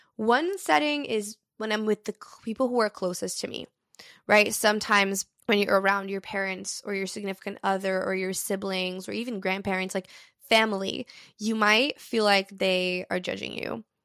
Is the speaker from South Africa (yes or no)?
no; Brazil; moved away; I'm fluent in three different languages because I grew up in Brazil.